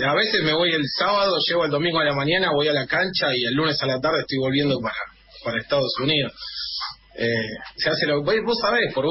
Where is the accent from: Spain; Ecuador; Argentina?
Argentina; moved away as an adult; now in Miami, United States; el resto somos argentinos, costeros de, allá, ¿no? Que nos vinimos, yo por ejemplo vine en el año 2001